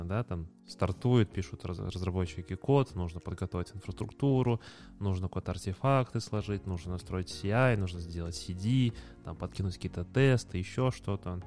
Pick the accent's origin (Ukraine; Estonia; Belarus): Belarus; Minsk; мы из Минска